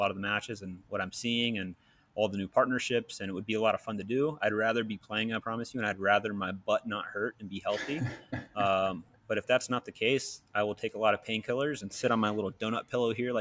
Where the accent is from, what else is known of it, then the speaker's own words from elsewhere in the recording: Georgia outside of Atlanta, United States; growing up in Georgia outside of Atlanta